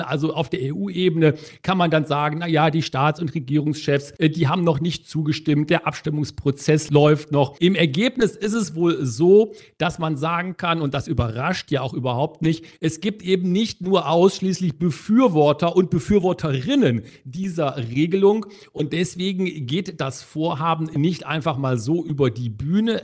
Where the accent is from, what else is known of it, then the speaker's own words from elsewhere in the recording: Germany; als Deutsche